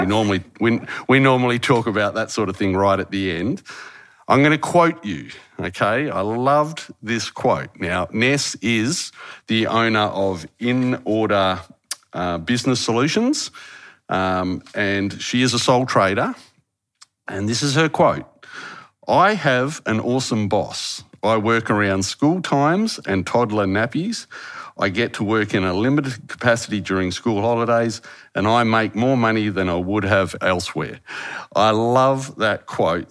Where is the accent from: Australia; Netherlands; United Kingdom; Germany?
Australia; Harvey, Western Australia; moved away as an adult; my hometown is a little place called Harvey. Haven't lived there for nearly thirty years